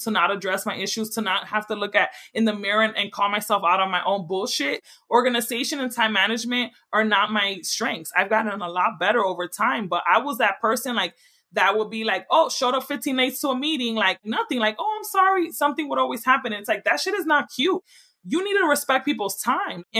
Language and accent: English; New York City, New York, United States; moved away; I'm from the Bronx